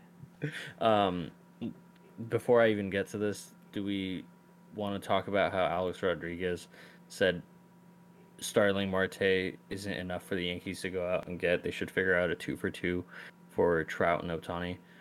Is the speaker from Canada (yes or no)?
no; Iran; my home country, Iran